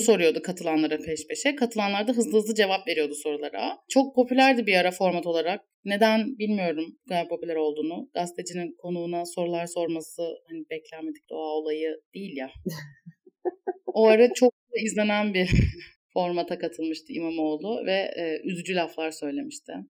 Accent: İzmir, Turkey; bir İzmirli olarak

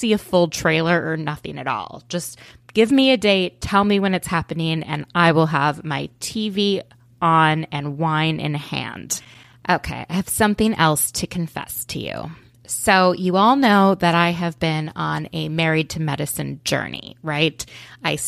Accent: outside of Minneapolis, Minnesota, United States; moved away; I grew up outside of Minneapolis.

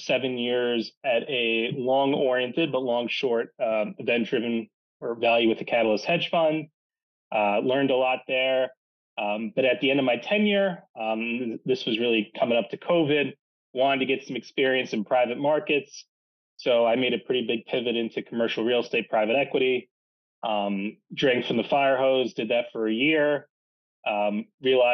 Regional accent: New York City, New York, United States; I'm from Manhattan

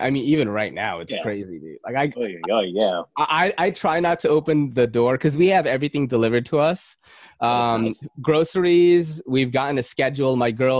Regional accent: Philippines; now in New York City, United States; look, I'm from Manny Pacquiao country. I'm not Chinese. But Manny Pacquiao, the boxer.

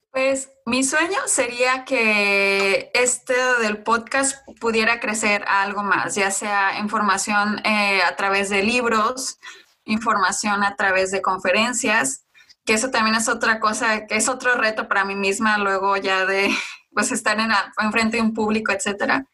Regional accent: Mexico; mostrara mi parte de, de nacimiento, o sea, de dónde soy yo, o mexicana

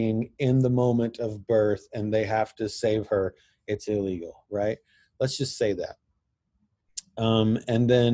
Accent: United States; I'm white, I have a beard, and I'm from America

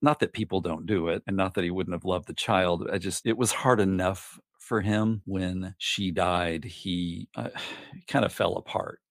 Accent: Gosnell, Arkansas, United States; also born or lived in Little Rock, Arkansas; now in Rochester, New Hampshire, United States; I grew up in a tiny, tiny town named Gosnell, Arkansas, which is the very, very northeast corner

